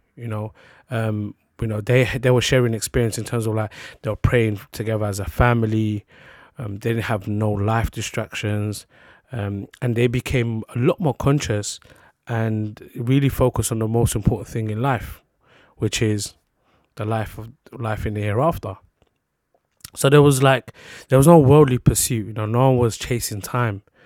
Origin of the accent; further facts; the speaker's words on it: London, United Kingdom; London was just where I'm based, where I'm from. So I was born in London.